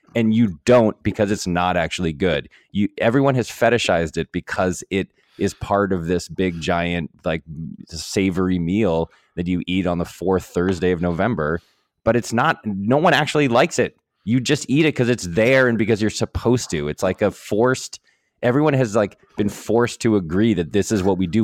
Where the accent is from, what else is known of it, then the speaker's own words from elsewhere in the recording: New England, United States; I'm from New England